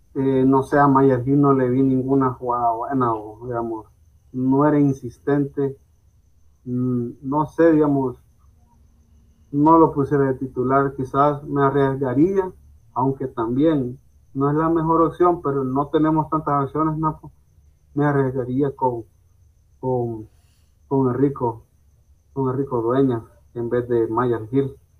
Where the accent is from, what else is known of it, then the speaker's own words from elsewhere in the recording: El Salvador; soy salvadoreño